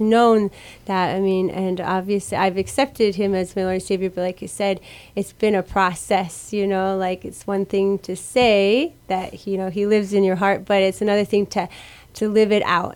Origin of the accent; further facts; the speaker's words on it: Iowa, United States; now in Guam; I grew up in Iowa.